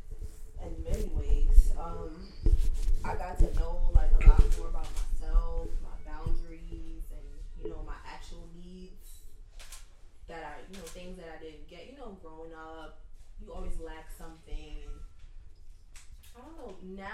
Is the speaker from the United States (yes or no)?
yes; Texas, United States; also born or lived in Jersey City, New Jersey; I was born in Jersey City. Me and my mom moved around a lot. Like, and my aunt moved to Texas. And then my mom, she's like really close to my aunt. So she's like, I'm following my sister. So I ended up moving to Texas. I was like 8, going on 9.